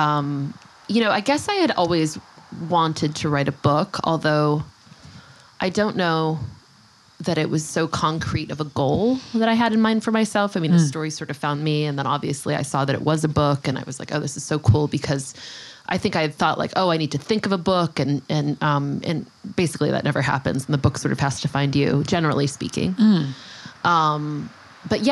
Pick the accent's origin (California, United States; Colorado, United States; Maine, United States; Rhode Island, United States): California, United States; Los Angeles; moved away as an adult; now in Sag Harbor, United States; I grew up in Los Angeles until college